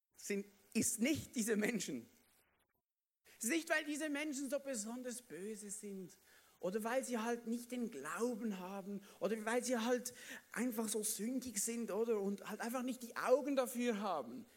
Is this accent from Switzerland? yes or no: yes; Basel-Landschaft, Switzerland; bei uns in der Schweiz, im Basel, Baselbiet, oder? Baselland komme ich ja her